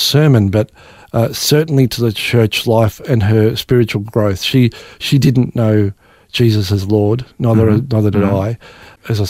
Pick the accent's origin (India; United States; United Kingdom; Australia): Australia; born or raised there